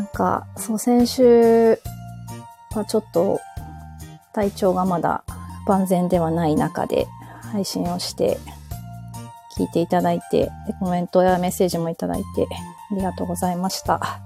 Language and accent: Japanese; Japan; also born or lived in New York, United States / New Jersey, United States; 小学校に上がる数ヶ月前まで、だから、えっと、幼稚園の年長さんの9月とか10月ぐらいのタイミングで日本に帰ってくるまでは、ずっとアメリカの方、ニューヨークとニュージャージー